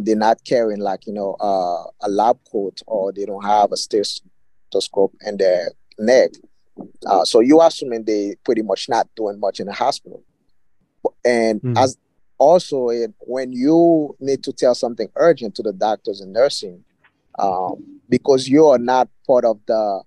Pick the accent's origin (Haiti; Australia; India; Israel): Haiti; moved away; where I grew up basically in the Caribbean, Haiti